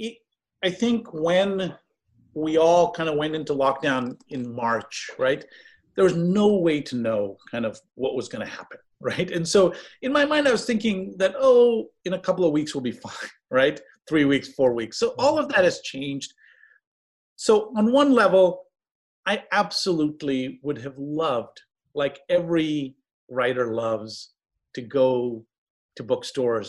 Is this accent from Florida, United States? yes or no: no; East Bay, California, United States; now in Santa Barbara, United States; I grew up in the East Bay playing public courts